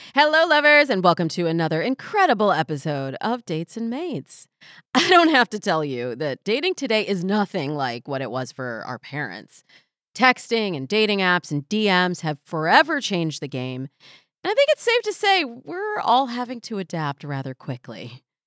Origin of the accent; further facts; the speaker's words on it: Michigan, United States; now in Los Angeles, United States; I'm from Michigan